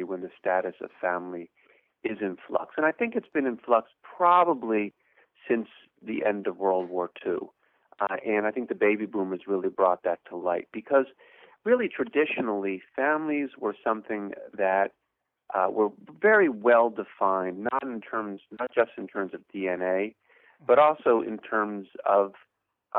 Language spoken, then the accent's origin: English; Pennsylvania, United States; moved away as an adult; now in Providence, United States; I grew up in Pennsylvania